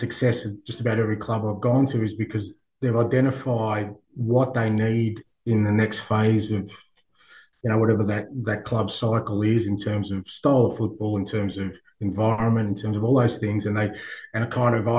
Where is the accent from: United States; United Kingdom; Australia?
Australia; moved away; I grew up in Australia where we love sport